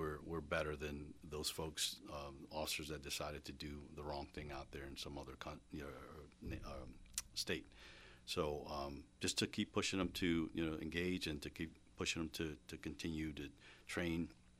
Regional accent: Florida, United States; now in Reading, United States; I came from Florida

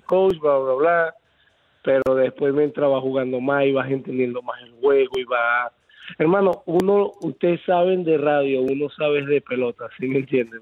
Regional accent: Venezuela; also born or lived in Tampa Bay, Florida; now in Riverview, United States; mi país

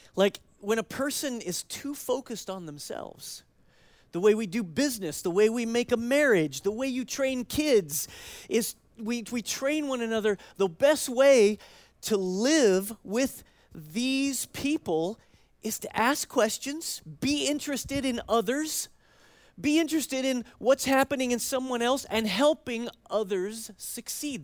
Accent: United States; as American Christians

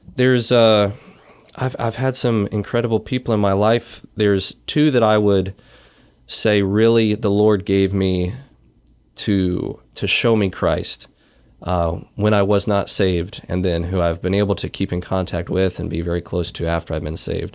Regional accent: Wilmington, North Carolina, United States; born or raised there; moved away; also born or lived in Iowa

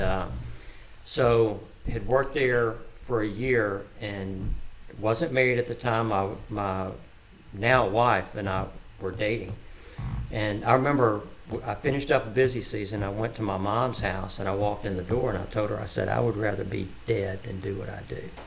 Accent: Tuscaloosa, Alabama, United States; moved away as an adult; now in Oklahoma, United States; I was born in Tuscaloosa, Alabama. Um, born and raised there.

